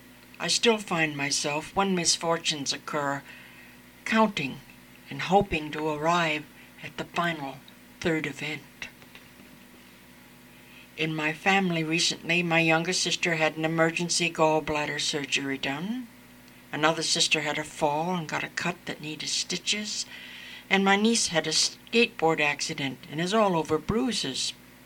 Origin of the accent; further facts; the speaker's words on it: Scotland, United Kingdom; She came from Edinburgh, whereas I am from the West Coast, so we were comparing places which we both knew and had a chat about them.